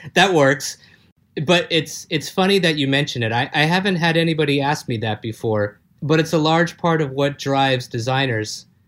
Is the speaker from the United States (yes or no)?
yes; Los Angeles, California, United States; accent: American; also born or lived in south of France; now in Sophia Antipolis, France; I'm a guy from Los Angeles, currently based in the south of France.